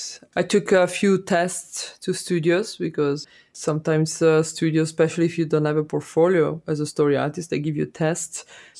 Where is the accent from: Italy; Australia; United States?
Italy; I grew up in Italy, and my mom and my grandmother always talked about the times when war was there